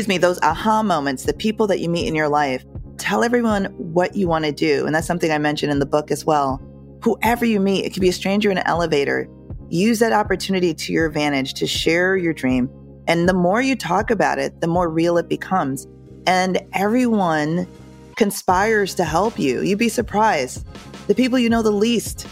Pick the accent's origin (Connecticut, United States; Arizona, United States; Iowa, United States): Connecticut, United States; I grew up in Connecticut.